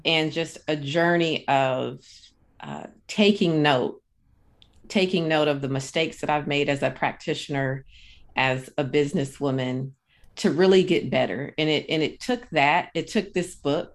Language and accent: English; Akron, Ohio, United States; now in Sacramento, United States; I'm originally from Akron, Ohio. So I'm originally a Midwest girl.